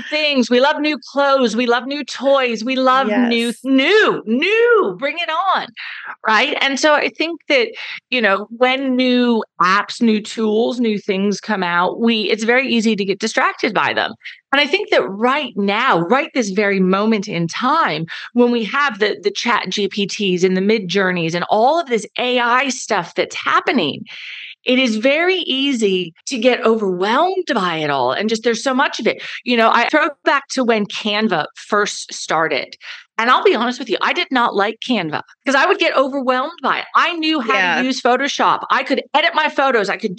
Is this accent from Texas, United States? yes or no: yes; Dallas, Texas, United States; accent: American; moved away as an adult; now in Perth, Australia; I'm from Dallas